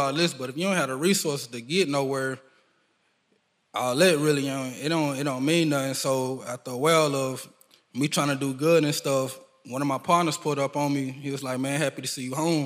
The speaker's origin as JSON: {"language": "English", "country": "United States", "tie": "born or raised there", "said": "I grew up in Mechanicsville and Ridgebrook"}